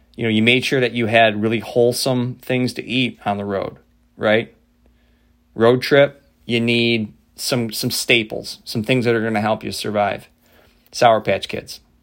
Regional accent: Midwest, United States; a bunch of pasty white Irish kids growing up in the Midwest

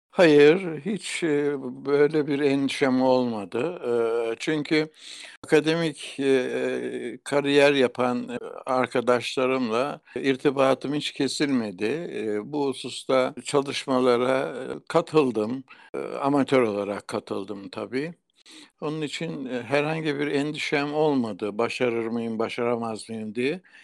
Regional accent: Kozlu, Zonguldak, Turkey; also born or lived in Bartın; Kozlu'da doğduktan sonra Kozlu'daki Atatürk İlkokulu'nda ilkokulu okudum.

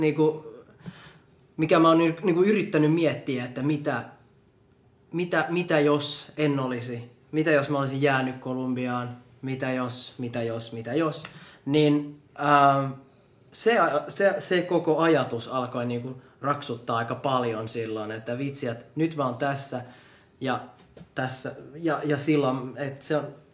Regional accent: Finland; born or raised there

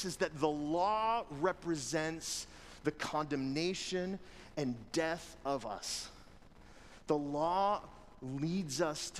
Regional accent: United States; we as Americans, as people who've been raised in the United States of America

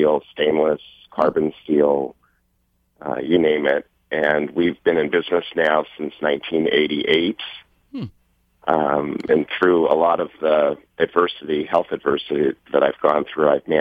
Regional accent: Los Angeles, California, United States; I actually grew up in West Los Angeles.

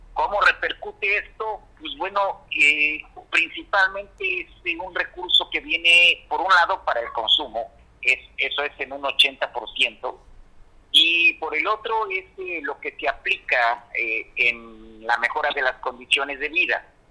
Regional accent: Mexico

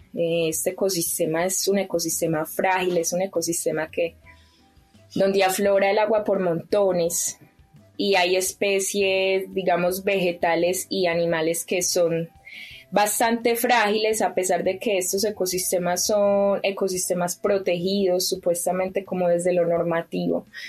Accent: Pácora, Caldas, Colombia; Yo soy de un pueblo que se llama Pácora, en el departamento de Caldas, en el eje cafetero de Colombia

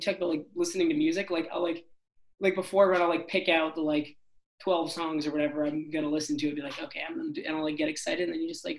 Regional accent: Cambridge, Massachusetts, United States; Cambridge, Mass.

